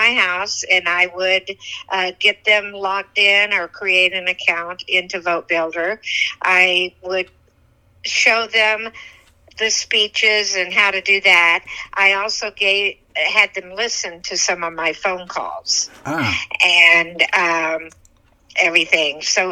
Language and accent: English; Oklahoma, United States; now in Land O'Lakes, United States; I'm originally from Oklahoma, and I moved here probably about 49 years old and ago, and I lived in Land O'Lakes, where I am now, for about 44 years